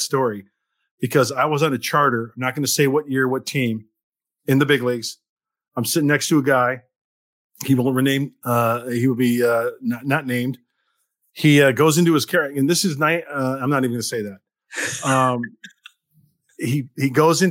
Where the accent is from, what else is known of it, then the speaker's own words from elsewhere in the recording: Chicago, Illinois, United States; growing up in the Chicagoland area